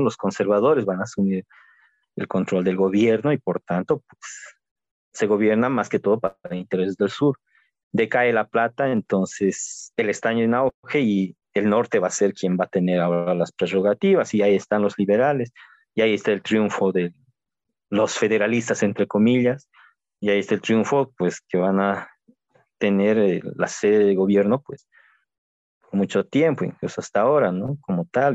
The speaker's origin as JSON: {"language": "Spanish", "town": "Sucre", "region": "Chuquisaca", "country": "Bolivia", "said": "De, Sucre, la capital de Bolivia"}